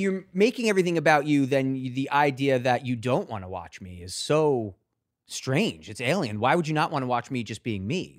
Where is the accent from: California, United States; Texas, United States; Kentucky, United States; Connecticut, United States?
Connecticut, United States; Avon; also born or lived in Hartford, Connecticut; from a town in Avon